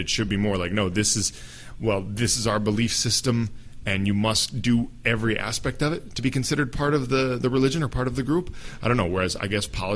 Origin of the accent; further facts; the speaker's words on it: United States; I identify as an American, as someone from the U.S.